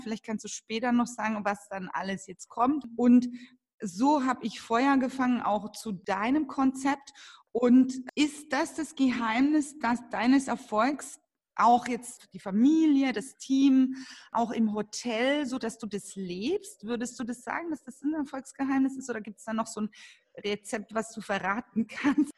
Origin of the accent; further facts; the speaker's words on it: Franconia, Bavaria, Germany; ich komme ja aus dem Fränkischen